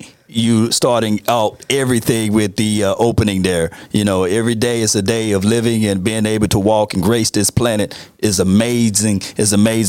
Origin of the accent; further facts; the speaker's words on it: Natchez, Mississippi, United States; now in Dallas, United States; I'm from a small town called Natchez, Mississippi